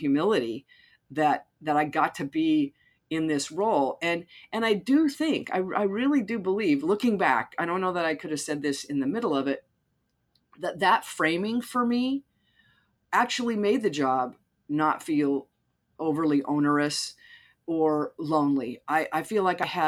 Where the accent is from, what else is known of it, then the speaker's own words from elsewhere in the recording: Utah, United States; I grew up Mormon in Utah.